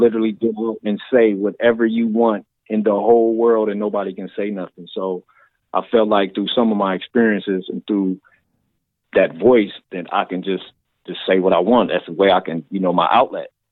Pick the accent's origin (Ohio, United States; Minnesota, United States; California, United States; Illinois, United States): Ohio, United States; Massillon; now in Columbus, United States; I grew up in Maslin, Ohio, which it's about 40 or 50,000 people